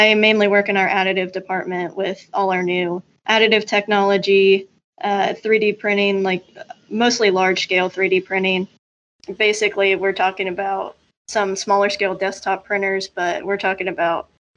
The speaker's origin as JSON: {"language": "English", "town": "Columbus", "region": "Ohio", "country": "United States", "tie": "born or raised there", "moved": "as an adult", "lives_now": "Cincinnati, United States", "said": "I'm originally from Columbus, kind of grew up in Columbus all my life"}